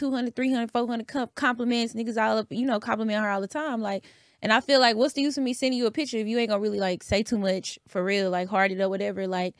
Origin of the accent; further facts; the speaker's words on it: Houston, Texas, United States; I'm from the North Side.